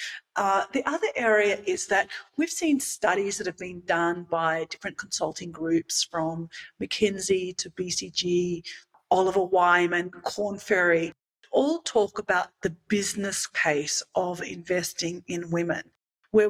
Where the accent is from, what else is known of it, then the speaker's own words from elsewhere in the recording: Australia; now in Mexico; I grew up in Australia